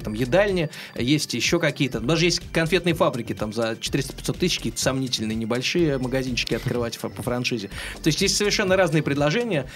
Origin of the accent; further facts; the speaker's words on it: Oryol, Oryol Oblast, Russia; moved away; в своем родном городе, я, между прочим, из Орла.